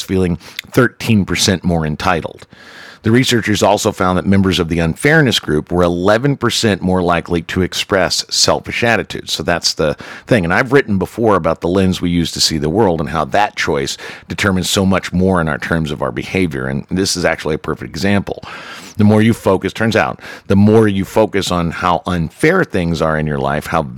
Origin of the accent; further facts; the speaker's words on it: the South, United States; I'm Irish and born in the South